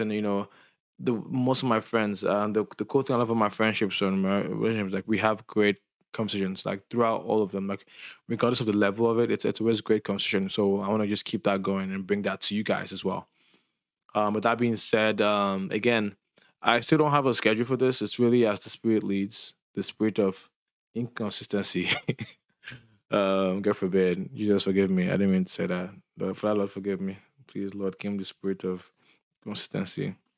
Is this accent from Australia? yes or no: no; Lagos, Nigeria; I'm Nigerian, and I'm from Lagos